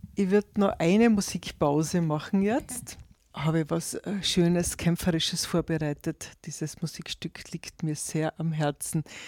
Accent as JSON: {"language": "German", "country": "Austria", "said": "bei uns in Österreich"}